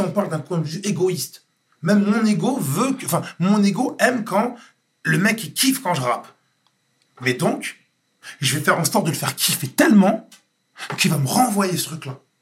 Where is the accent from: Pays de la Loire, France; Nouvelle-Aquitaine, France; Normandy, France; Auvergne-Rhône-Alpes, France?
Nouvelle-Aquitaine, France; Floirac; je viens de Bordeaux, je viens de florac gravement, je viens d'un quartier